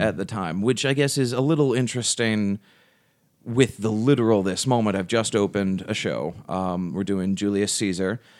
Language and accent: English; United States; also born or lived in England; we're from America